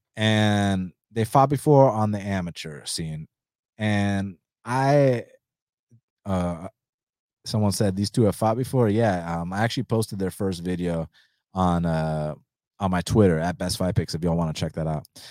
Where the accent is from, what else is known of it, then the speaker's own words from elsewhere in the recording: United States; first language Spanish; English is a second language; I was born in the States.